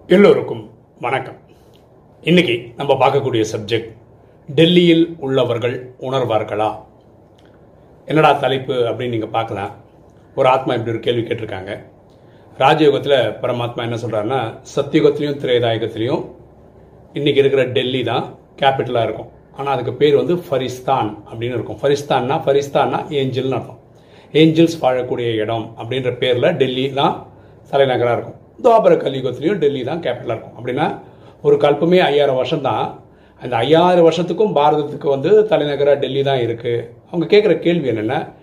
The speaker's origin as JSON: {"language": "Tamil", "region": "Tamil Nadu", "country": "India", "tie": "born or raised there", "said": "ஆக்சுவலாக நான் மலையாளி தமிழ்நாட்டில் பிறந்திருக்கேன்"}